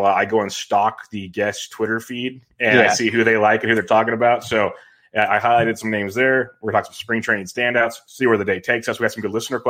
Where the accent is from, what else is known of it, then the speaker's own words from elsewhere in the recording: Woodland, California, United States; I grew up in Woodland, close by.